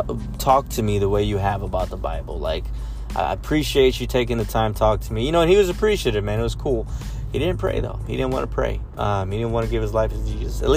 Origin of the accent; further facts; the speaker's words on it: San Antonio, Texas, United States; I'm from San Antonio, Tejas